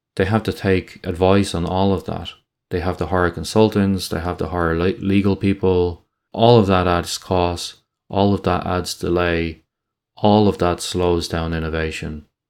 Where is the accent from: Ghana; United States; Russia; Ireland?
Ireland; in Ireland, we don't like people getting above their station